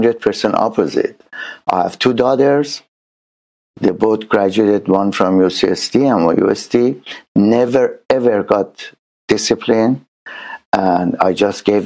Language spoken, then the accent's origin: English; Tehran, Tehran Province, Iran; now in San Diego, United States; I born in Tehran, Iran